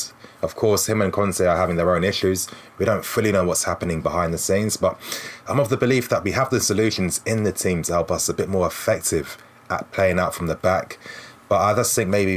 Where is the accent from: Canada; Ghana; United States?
Ghana; I'm Ghanaian too